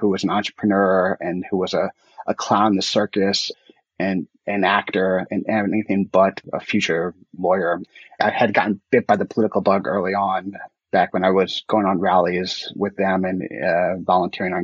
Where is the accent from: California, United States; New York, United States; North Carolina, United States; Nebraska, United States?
New York, United States; as a New Yorker